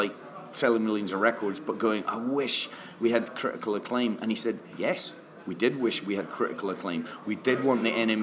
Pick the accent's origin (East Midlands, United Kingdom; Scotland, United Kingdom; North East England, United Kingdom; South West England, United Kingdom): Scotland, United Kingdom; near St Andrews; I was born abroad, but I grew up near St Andrews